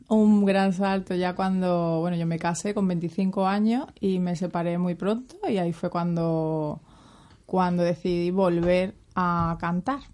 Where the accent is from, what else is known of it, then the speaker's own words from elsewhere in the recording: Seville, Andalusia, Spain; also born or lived in Cádiz; Vivo en Sevilla y nací en Cádiz porque era verano y mi madre le pilló allí en la playita muy a gusto ah, al revés, cuando se puso de parto. Así que soy gaditana. Pero bueno, mm, he vivido toda la vida aquí en Sevilla.